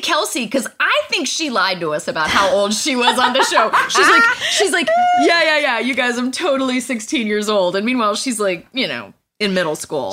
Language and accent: English; Virginia, United States; I was from Virginia